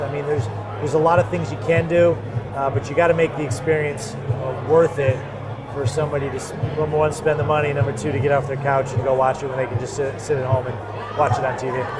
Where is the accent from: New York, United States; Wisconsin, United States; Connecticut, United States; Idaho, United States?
Connecticut, United States; Cheshire; I grew up in Cheshire, Connecticut.